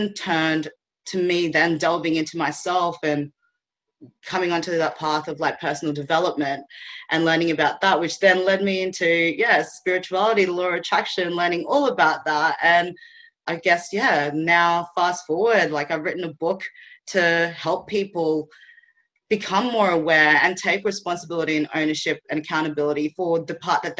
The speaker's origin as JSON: {"language": "English", "country": "Philippines", "tie": "born or raised there", "moved": "yes", "lives_now": "Australia", "said": "I was born in the Philippines"}